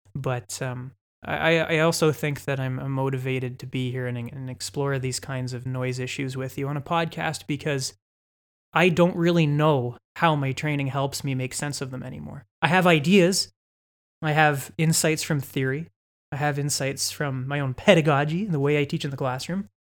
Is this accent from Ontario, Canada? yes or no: yes; London, Ontario, Canada; also born or lived in Toronto; I'm from London. I'm from the city that we're recording this podcast in. the great city of London, Ontario, Canada. I grew up in the West End